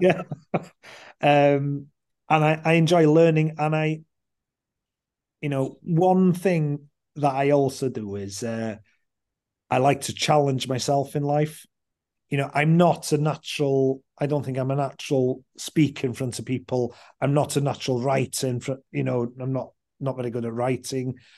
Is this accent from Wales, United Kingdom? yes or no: yes; Anglesey, Wales, United Kingdom; I grew up on Anglesey